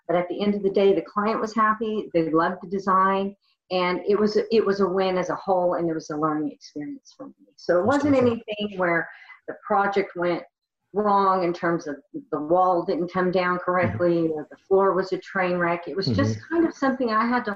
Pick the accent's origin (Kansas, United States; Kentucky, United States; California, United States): Kentucky, United States; also born or lived in Oklahoma; I was born in Oklahoma, but grew up in Kentucky